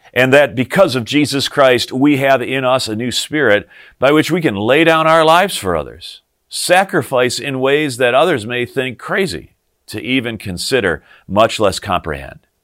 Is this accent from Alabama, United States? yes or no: no; Morris, Illinois, United States; the Lutheran church that I grew up in over the hill, up on top of the hill in my hometown of Morris, Illinois.